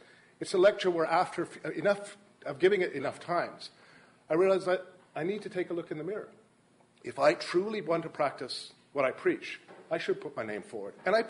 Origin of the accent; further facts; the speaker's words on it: Victoria, British Columbia, Canada; also born or lived in Montreal; I live now in Gordon Head and have coached soccer there for many, many years. This is my home. This is where I was born. This is where I grew up. This is where my children were born. This is where my wife was born.